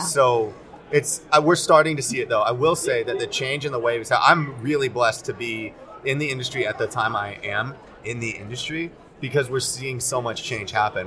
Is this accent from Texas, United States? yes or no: yes; Arlington, Texas, United States; also born or lived in South Korea; now in New York, United States; Lived, grew up in Arlington, Texas